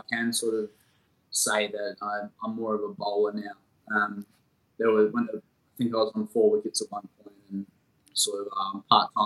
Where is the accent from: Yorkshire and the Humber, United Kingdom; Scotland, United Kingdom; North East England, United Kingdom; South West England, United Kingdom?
Yorkshire and the Humber, United Kingdom; Sheffield; I grew up in Sheffield in England